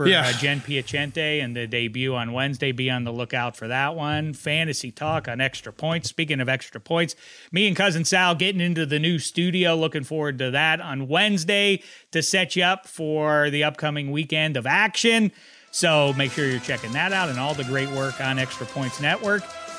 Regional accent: Pennsylvania, United States; I'm from Beaver County, but then I went to Tuscaloosa and played for

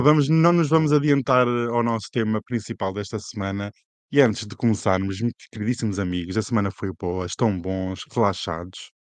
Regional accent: Portugal; como português

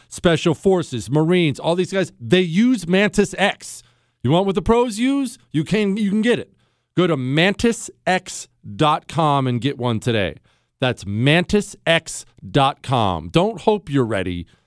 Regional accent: United States; I'm an American

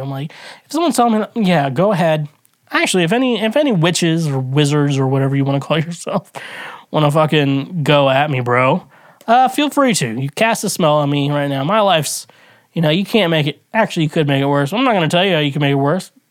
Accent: United States; as an American I grew up

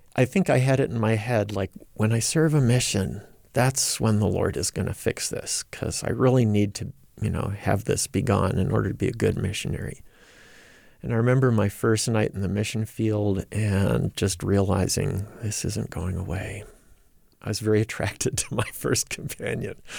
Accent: Rochester, New York, United States; moved away as an adult; also born or lived in Provo, Utah; now in Minneapolis, United States; I grew up in the Rochester, New York area, raised by two very devout Latter-day Saint parents.

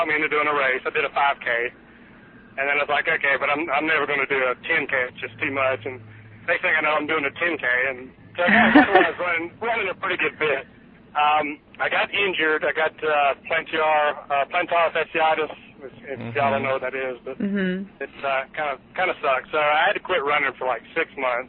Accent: South Georgia, United States; accent: Southern; I am from originally South Georgia, which is kind of in the middle of nowhere. I grew up on a farm

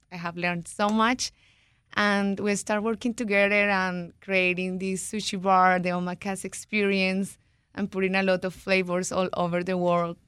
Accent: Colombia; moved away as an adult; also born or lived in Florida; now in Washington, D.C., United States; I'm from Colombia

